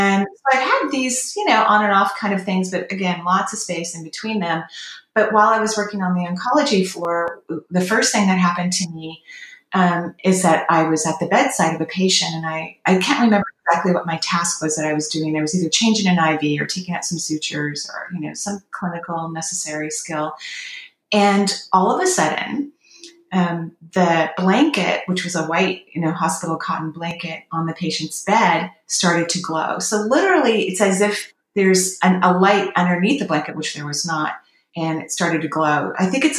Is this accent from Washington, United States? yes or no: yes; Washington, United States; moved away as an adult; also born or lived in Oregon; My home state is Washington State in the U.S., and I was in Oregon living at the time.